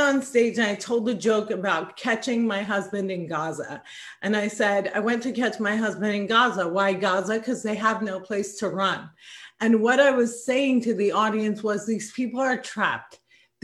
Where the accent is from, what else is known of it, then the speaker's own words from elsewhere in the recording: New Jersey, United States; I was born and raised in the great state of New Jersey, spent every summer being oppressed in Palestine with my grandparents.